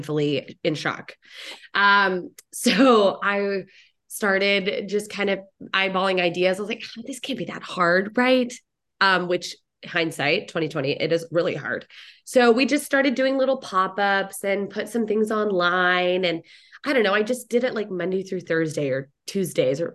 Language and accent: English; Dallas, Texas, United States; I'm a DFW girl, born and raised in Dallas, Fort